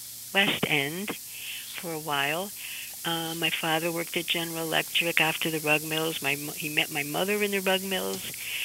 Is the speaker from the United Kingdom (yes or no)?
no; Amsterdam, North Holland, Netherlands; So, growing up in Amsterdam in the 1950s was a very safe place for me, but there wasn't a lot of diversity